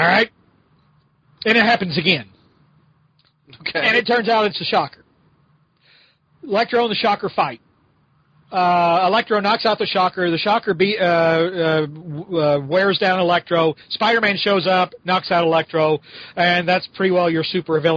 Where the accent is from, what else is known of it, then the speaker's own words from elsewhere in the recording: United States; I grew up near Kentucky